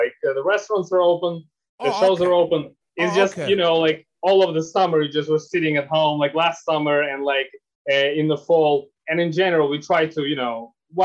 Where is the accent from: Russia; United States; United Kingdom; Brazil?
Russia; Moscow; all three of us, including our DJ, we are from Moscow. And we grew up here, you know, went to school and stuff